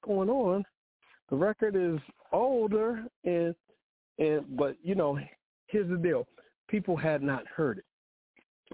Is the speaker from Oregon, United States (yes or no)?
no; Washington, District of Columbia, United States; I'm from Washington D.C.